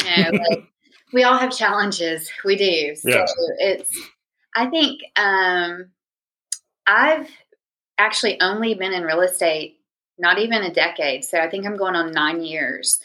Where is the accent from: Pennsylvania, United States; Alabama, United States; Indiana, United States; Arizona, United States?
Alabama, United States; Huntsville; moved away as an adult; also born or lived in Pensacola area, Florida; now in Pensacola, United States; born and raised in North Alabama